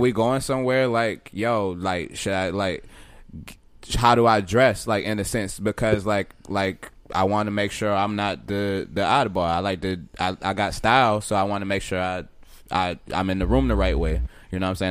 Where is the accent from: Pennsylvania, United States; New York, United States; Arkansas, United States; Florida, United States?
Florida, United States; where I was in Florida was in the trenches